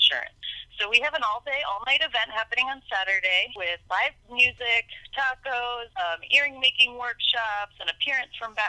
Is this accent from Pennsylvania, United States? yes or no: yes; Philadelphia, Pennsylvania, United States; moved away as an adult; now in Ocean Beach, United States; A dear friend of mine, Lisa, who I grew up with in Philadelphia and who got me to Ocean Beach in 2002